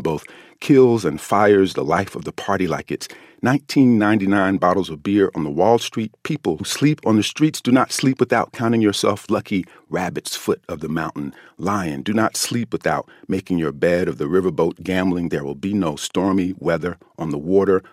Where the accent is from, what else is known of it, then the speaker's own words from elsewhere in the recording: United States; as an American